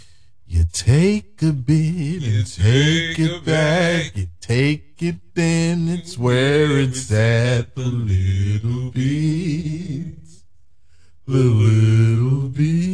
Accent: United Kingdom; I'm British

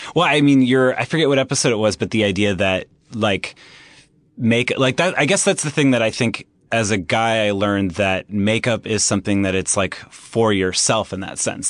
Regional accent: Anaheim, California, United States; I grew up in Anaheim Hills, California, which is, um, in Orange County

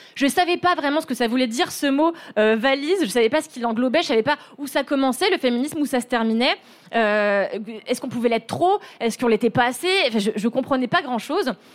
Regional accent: Levallois-Perret, Île-de-France, France; j'ai grandi dans une petite ville du 92 qui s'appelle Levallois-Perret

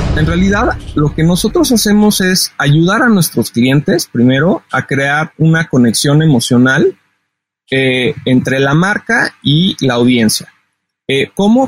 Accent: Mexico City, Mexico; soy originario de la Ciudad de México

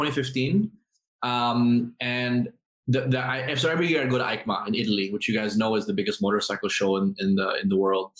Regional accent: Philippines; now in Singapore; I'm Filipino

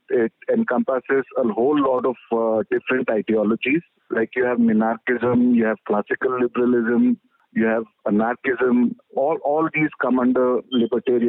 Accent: Mysore, Karnataka, India; now in Ahmedabad, India; actually from Mysore. Right now, I'm in Ahmedabad

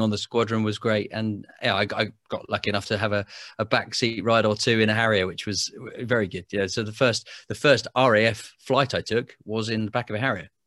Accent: Biggin Hill, London, United Kingdom; I grew up in Biggin Hill in Kent

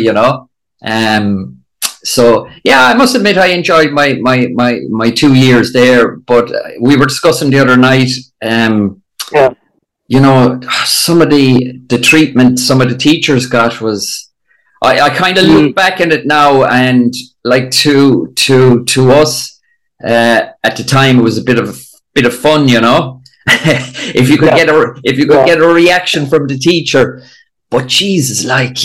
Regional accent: Limerick, Munster, Ireland; I was from Limerick

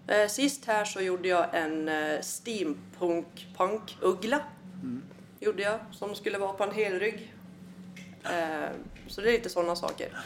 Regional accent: Malung, Dalarna County, Sweden; also born or lived in Uppsala / Svärdsjö; now in Falun, Sweden; uppvuxen i Malung

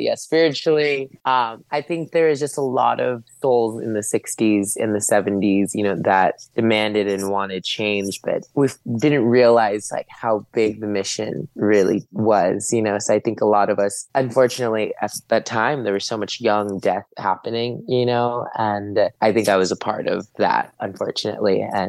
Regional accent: California, United States; I have a really big connection to the sun because I grew up in California.

